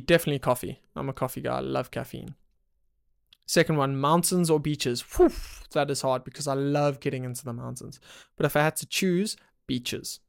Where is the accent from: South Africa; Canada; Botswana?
South Africa; I'm from South Africa